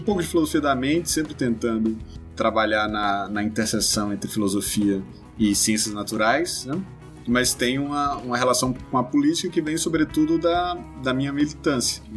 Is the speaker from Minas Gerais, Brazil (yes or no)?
no; Ceará, Brazil; sou cearense